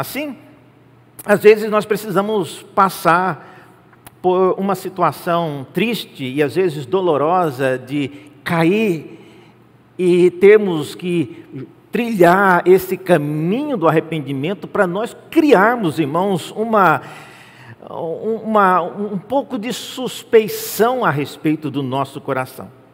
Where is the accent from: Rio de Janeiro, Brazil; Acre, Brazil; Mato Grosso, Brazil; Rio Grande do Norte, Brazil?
Mato Grosso, Brazil; Cuiabá; quando eu era jovem em, em Cuiabá